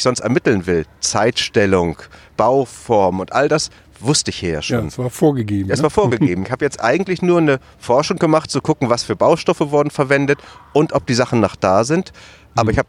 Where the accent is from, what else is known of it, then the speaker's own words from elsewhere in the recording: Germany; gehört sich das für uns als Tätervolk, ganz klar als Deutsche nicht, uns da einzumischen